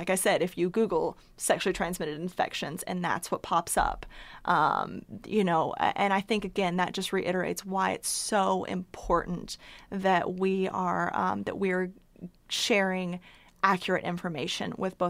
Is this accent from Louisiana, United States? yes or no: no; Chattanooga, Tennessee, United States; So I am a native East Tennessean, born and raised in Chattanooga, and I came to college at the University of Tennessee under 10 years ago, I'll say that.